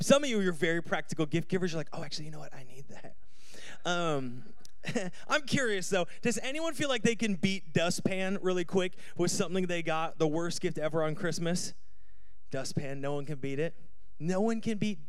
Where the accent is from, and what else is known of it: United States; born or raised there; moved away